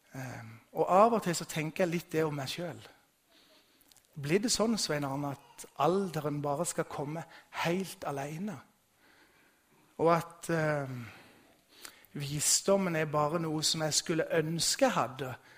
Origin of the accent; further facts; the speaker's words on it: Vigeland, Agder, Norway; Bakgrunnen min er bedehuset hjemme på Vigeland